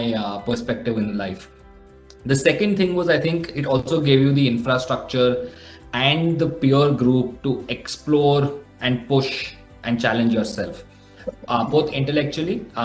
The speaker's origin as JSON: {"language": "English", "town": "Hyderabad", "region": "Telangana", "country": "India", "tie": "born or raised there", "also_born_or_lived": "Bombay", "moved": "as an adult", "said": "I was born and brought up in Hyderabad, so spent the first 18 years of my life there."}